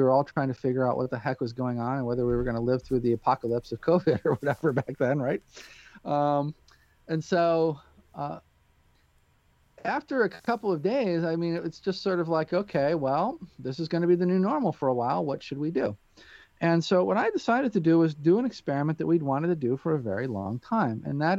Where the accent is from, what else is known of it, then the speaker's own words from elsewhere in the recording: Peoria, Illinois, United States; born there; And it just so happened that I was born in Peoria, Illinois. I really kind of grew up all over the world